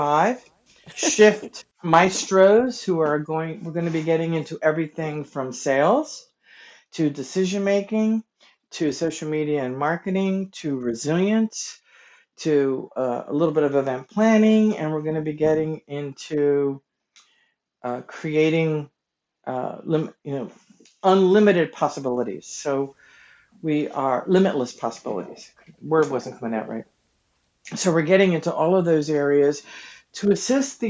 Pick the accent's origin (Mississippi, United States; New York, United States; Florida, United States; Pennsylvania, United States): Pennsylvania, United States; King of Prussia; I'm from King of Prussia